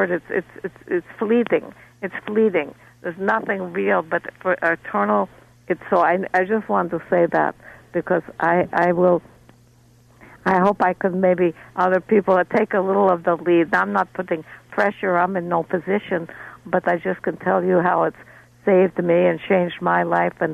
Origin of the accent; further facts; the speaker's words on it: Moscow, Russia; Now, when I was growing up, my grandmother used to, I grew up in Moscow